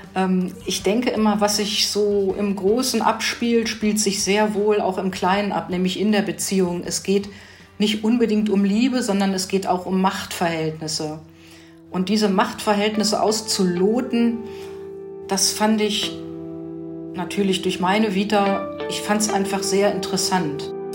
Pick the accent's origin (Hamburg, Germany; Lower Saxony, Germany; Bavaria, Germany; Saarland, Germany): Lower Saxony, Germany; Hanover; moved away; Ich komme ursprünglich aus Hannover